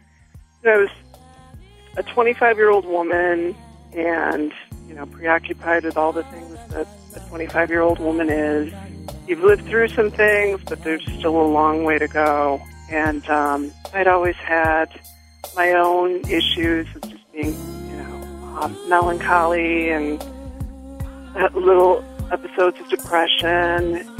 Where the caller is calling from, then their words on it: Chicago, Illinois, United States; also born or lived in New York City; I'm calling from Chicago.